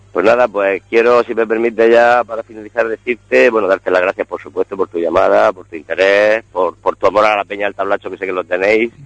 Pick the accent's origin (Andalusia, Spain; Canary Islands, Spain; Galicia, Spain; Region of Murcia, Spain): Region of Murcia, Spain; como buenos murcianos amantes de la gastronomía